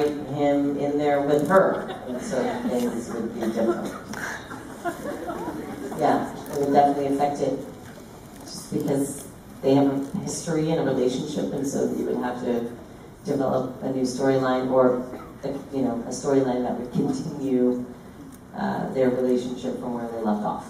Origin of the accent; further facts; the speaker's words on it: New York City, New York, United States; when I was growing up in Brooklyn